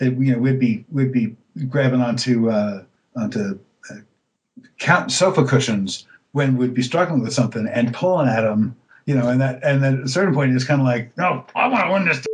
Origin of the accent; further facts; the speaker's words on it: New York City, New York, United States; moved away as an adult; also born or lived in Greensboro, North Carolina; now in Los Angeles, United States; I spent my born and raised in New York City